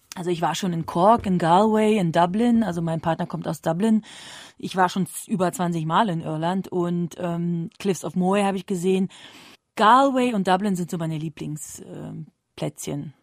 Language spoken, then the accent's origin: German; Berlin, Germany; ich komme ja nämlich ursprünglich aus Berlin